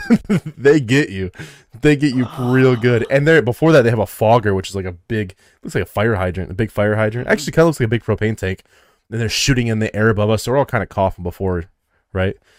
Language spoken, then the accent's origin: English; Midwest, United States; I'm from the Midwest